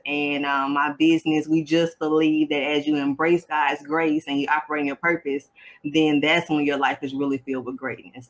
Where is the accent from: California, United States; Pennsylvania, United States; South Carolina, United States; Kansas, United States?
South Carolina, United States; I'm from South Carolina